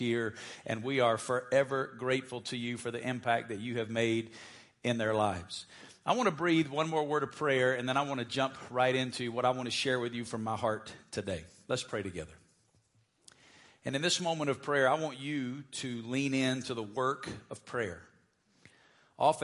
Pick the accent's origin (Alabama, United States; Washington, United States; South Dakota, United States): Alabama, United States; moved away as an adult; now in Las Vegas, United States; I'm originally from Alabama